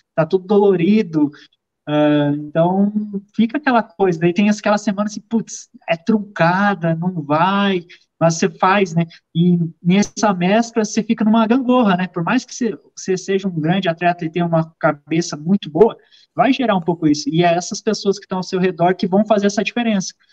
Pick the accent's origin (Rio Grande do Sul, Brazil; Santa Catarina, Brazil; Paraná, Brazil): Santa Catarina, Brazil; Caçador; Sou natural de Caçador, Santa Catarina, cidadezinha do meio oeste catarinense